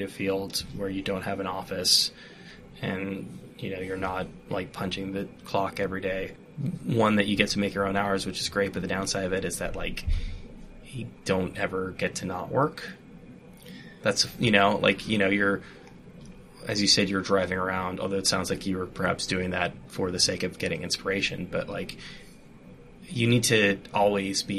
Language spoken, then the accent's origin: English; California, United States; moved away as an adult; also born or lived in Santa Cruz, California; now in New York City, United States; I'm from California, and I went to school in Santa Cruz